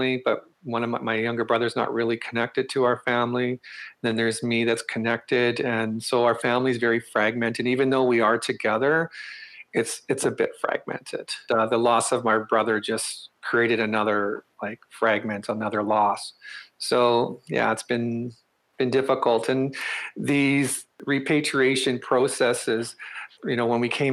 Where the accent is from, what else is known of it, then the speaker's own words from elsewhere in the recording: northern Manitoba, Canada; moved away as an adult; also born or lived in Crane River, Manitoba / Cranberry Portage, Manitoba / Winnipeg, Manitoba; now in Ottawa, Canada; I grew up in northern Manitoba.